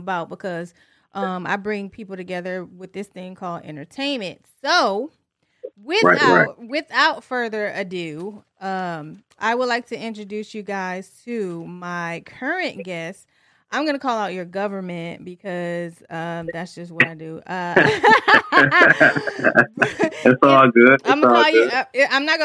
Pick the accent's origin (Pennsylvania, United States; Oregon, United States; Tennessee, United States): Tennessee, United States; born or raised there; also born or lived in Detroit, Michigan / Franklin, Tennessee